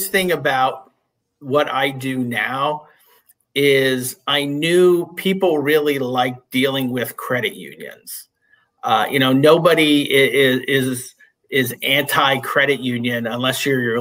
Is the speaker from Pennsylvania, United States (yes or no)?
yes; Northeast Pennsylvania, United States; I grew up in Northeast Pennsylvania, up in the coal region